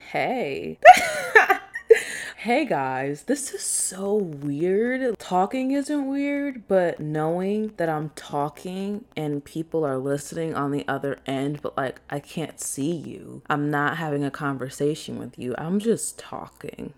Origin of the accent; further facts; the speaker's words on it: Chicago, Illinois, United States; moved away as an adult; also born or lived in Arizona; I'm from from Chicago